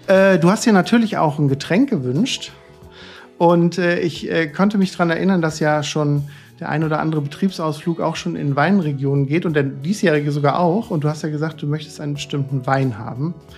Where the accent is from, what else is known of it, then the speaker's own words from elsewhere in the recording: northern Odenwald, Hesse, Germany; ich komme ja aus dem Weinanbaugebiet äh, äh, nördlicher Odenwald